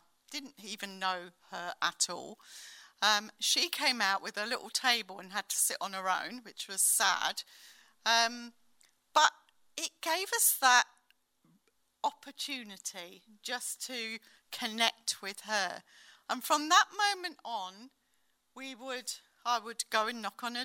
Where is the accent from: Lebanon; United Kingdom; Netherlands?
United Kingdom; as British people like